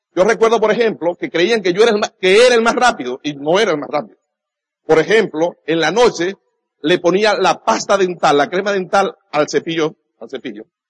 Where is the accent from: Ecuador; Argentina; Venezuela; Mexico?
Venezuela; nazco el 24 de julio, esa fecha en Venezuela es un día patrio